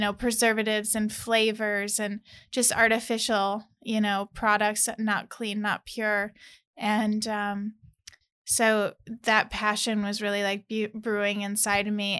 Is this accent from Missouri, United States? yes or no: yes; St. Louis, Missouri, United States; moved away as an adult; also born or lived in California; I'm originally from Saint Louis, Missouri